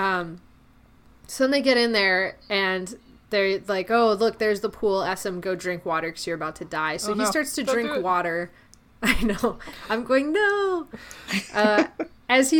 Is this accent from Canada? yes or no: yes; Canada; the Canadian here, with all of my good friend coworkers being in Mexico